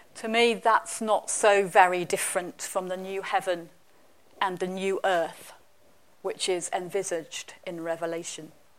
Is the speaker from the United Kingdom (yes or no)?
yes; England, United Kingdom; now in Scotland, United Kingdom; I'm English.